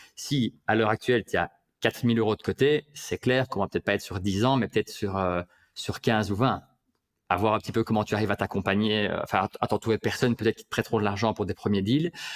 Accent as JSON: {"language": "French", "town": "Liège", "region": "Wallonia", "country": "Belgium", "said": "je suis liégeois"}